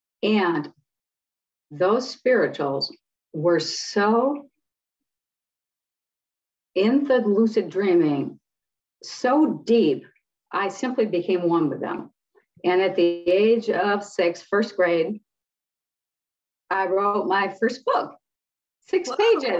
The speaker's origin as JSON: {"language": "English", "town": "Detroit", "region": "Michigan", "country": "United States", "tie": "born or raised there", "said": "Okay, I grew up in Detroit during the civil rights riots. Born in 1962"}